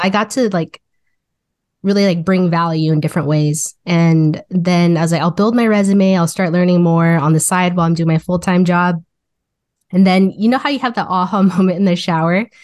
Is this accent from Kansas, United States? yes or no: yes; Wichita, Kansas, United States; moved away as an adult; now in Kansas City, Missouri, United States; I was born and raised in Wichita, Kansas